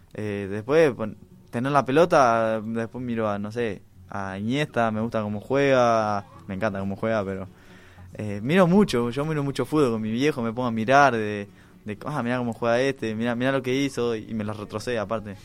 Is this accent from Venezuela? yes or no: no; Uruguay; somos uruguayos